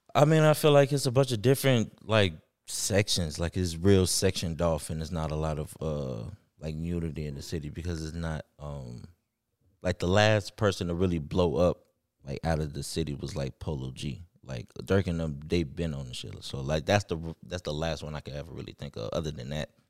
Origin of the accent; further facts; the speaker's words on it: Chicago, Illinois, United States; also born or lived in Riverdale; I'm from Chicago